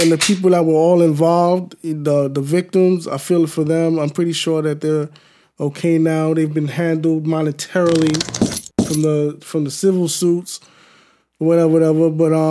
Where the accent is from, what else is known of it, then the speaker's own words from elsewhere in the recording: New York City, New York, United States; I'm from New York City.